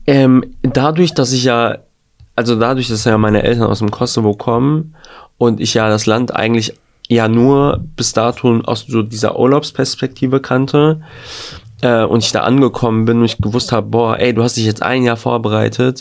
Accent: Gelsenkirchen, North Rhine-Westphalia, Germany; in Gelsenkirchen, in meiner Stadt Geleg

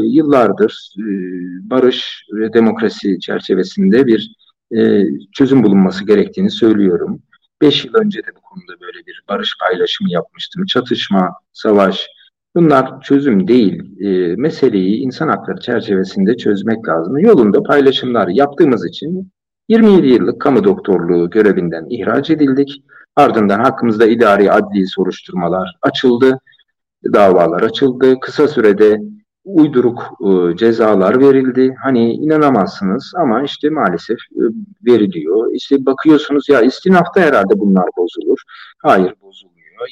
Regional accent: Turkey; ben Türk'üm

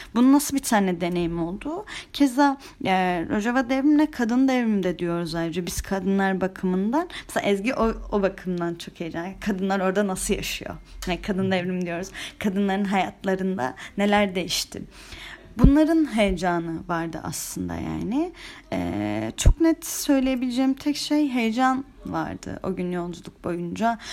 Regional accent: Antalya, Turkey; Ama ben Antalyalıyım

